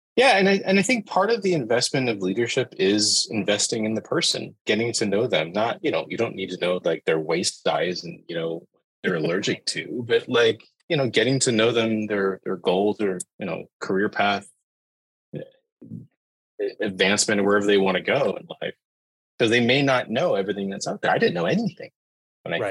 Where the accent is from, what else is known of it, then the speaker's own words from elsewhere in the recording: Northern California, United States; growing up in Northern California